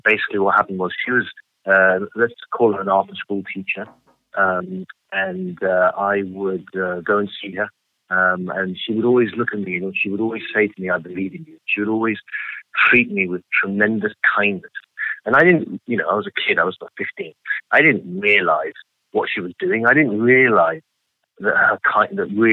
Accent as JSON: {"language": "English", "region": "London", "country": "United Kingdom", "tie": "born or raised there", "moved": "as an adult", "lives_now": "Los Angeles, United States", "said": "so I grew up in London. For most of my life, I was living in London"}